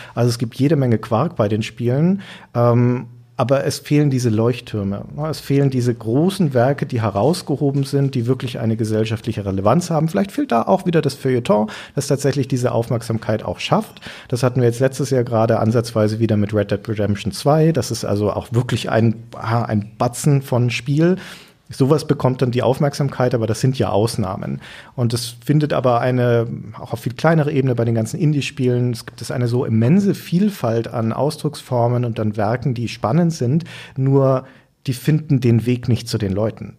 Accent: Nuremberg, Bavaria, Germany; moved away as an adult; now in Hamburg, Germany; da ist meine Heimatstadt

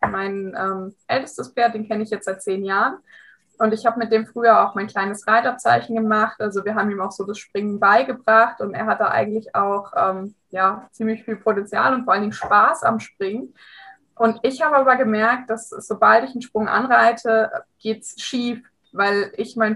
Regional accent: Hesse, Germany; ich bin 27 Jahre alt und ich komme aus der Nähe von Frankfurt.

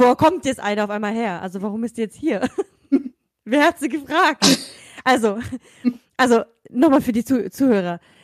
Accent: Germany; also born or lived in Kazakhstan; bin in Kasachstan geboren und in Deutschland aufgewachsen

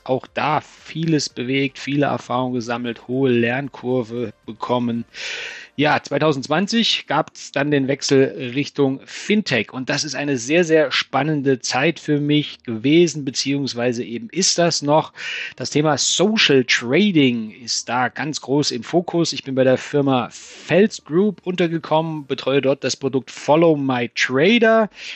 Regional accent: Thuringia, Germany; moved away as an adult; also born or lived in Stuttgart / Frankfurt am Main; now in Taunus, Germany; als Thüringer Kind, ich bin in Thüringen geboren

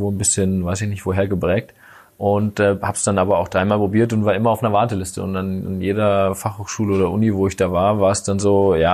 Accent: Bad Mergentheim, Baden-Württemberg, Germany; habe mich dann aber tatsächlich wieder für meine Heimatstadt, damals Bad Mergentheim, entschieden, weil da gefühlt so die beste Entwicklungschance war.

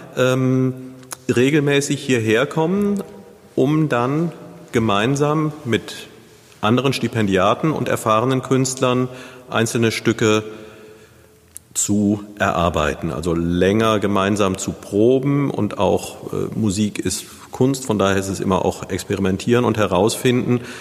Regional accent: Neuwied, Rhineland-Palatinate, Germany; moved away; in den Zeiten, die ich in meiner Jugend in Neuwied verbracht habe

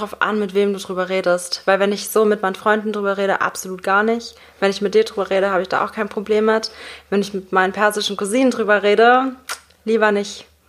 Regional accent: Germany; ich bin praktisch in Deutschland aufgewachsen

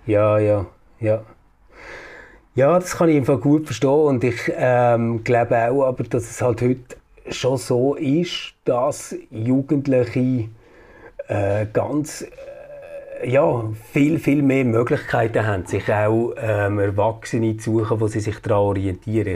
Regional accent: Bern, Switzerland; bei uns in Bern

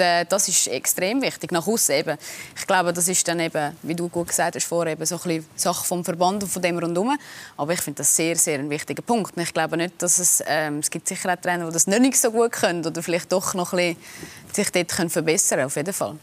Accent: Switzerland; wir Schweizer

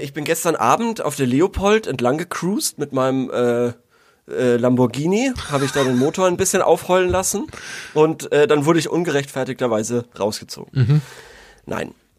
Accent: Würzburg, Bavaria, Germany; als Würzburger

